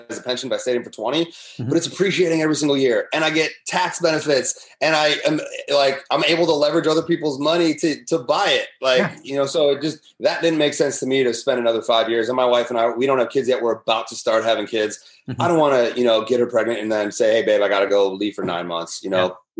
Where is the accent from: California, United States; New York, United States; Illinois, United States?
Illinois, United States; Chicago; moved away as an adult; I grew up in the Chicagoland area